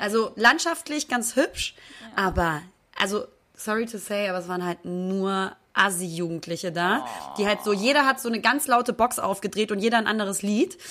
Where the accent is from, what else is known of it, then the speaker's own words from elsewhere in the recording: Hamburg, Germany; Ich komme aus Hamburg. Ja, ich bin waschechter Hamburger, bin da geboren, habe da immer gelebt